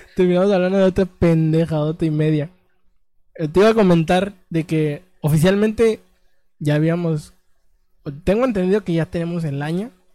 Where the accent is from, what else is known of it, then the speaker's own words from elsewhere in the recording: Mexico; mi México